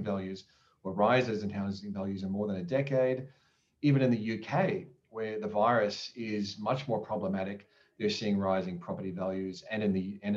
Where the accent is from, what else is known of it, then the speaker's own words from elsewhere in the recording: Queensland, Australia; as a Queenslander